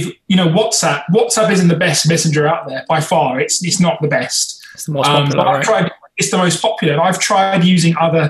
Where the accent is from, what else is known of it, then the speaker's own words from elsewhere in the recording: United Kingdom; we're British